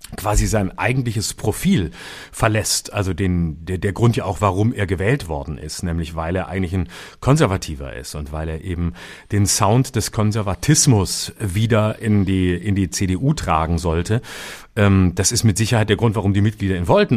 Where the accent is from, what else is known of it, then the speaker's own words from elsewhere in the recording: West Germany, Germany; bei uns im Westen, also da drüben, wo wir herkommen